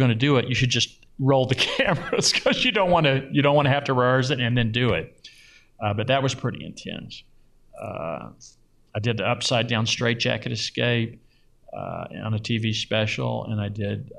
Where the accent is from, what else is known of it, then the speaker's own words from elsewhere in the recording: Louisville, Kentucky, United States; now in Las Vegas, United States; I grew up mainly in Louisville in the suburbs, middle class neighborhood in the suburbs.